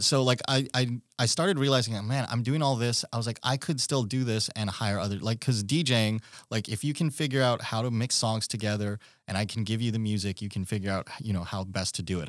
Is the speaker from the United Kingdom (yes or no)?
no; Philippines; now in Alaska, United States; I'm from the Philippines originally